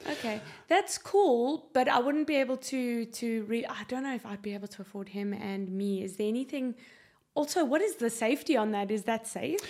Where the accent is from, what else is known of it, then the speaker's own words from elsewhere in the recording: South Africa; now in Ireland; I don't sound Irish. I'm South African